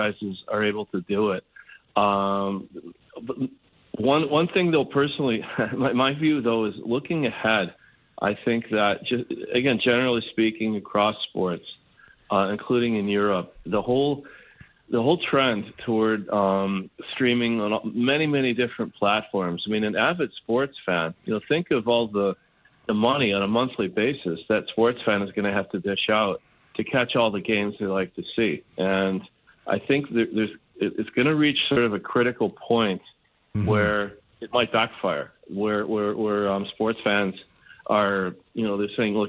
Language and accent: English; Canada; as a Canadian